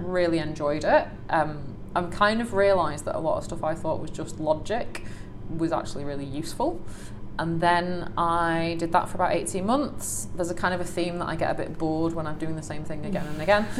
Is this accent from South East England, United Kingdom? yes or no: no; Salford, North West England, United Kingdom; I grew up in Salford